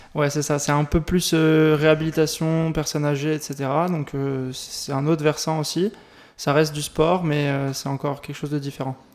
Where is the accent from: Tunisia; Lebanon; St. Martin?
St. Martin; je viens de Saint-Martin, dans les Antilles. C'est une petite île.